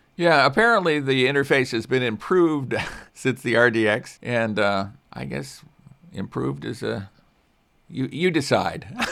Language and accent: English; Chicago, Illinois, United States; I grew up in Chicago area